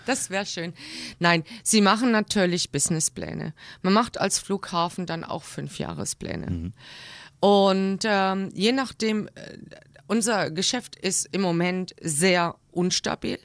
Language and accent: German; Crailsheim, Baden-Württemberg, Germany; moved away as an adult; also born or lived in Black Forest / Frankfurt / Rostock; now in Kassel, Germany; Ich bin geboren in kreilsheim rossfeld